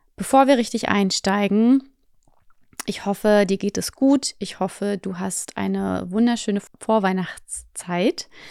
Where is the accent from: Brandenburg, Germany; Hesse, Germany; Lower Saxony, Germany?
Brandenburg, Germany; Potsdam; moved away; also born or lived in Fuerteventura; meine Heimatstadt ist Potsdam